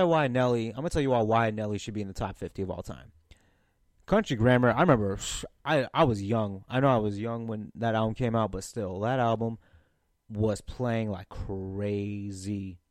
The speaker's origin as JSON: {"language": "English", "town": "St. Louis", "region": "Missouri", "country": "United States", "tie": "born or raised there", "said": "I was born in North County, Saint Louis"}